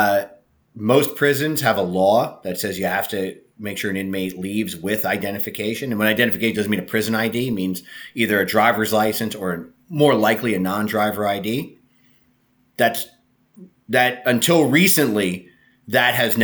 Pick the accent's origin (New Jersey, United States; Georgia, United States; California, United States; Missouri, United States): New Jersey, United States; Jersey Shore; my hometown, which is a very small town at the Jersey Shore.